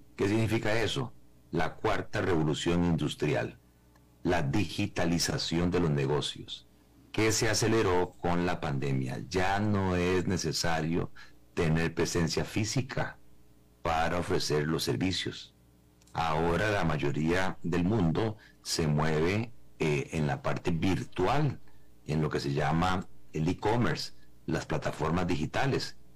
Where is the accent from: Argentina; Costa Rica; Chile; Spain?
Costa Rica